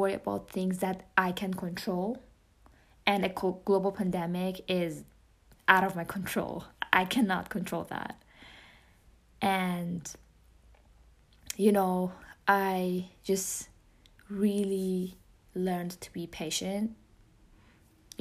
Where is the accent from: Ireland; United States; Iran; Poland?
Iran; accent: Persian; English is a second language; moved away; including my Persian accent. I mean, English is my second language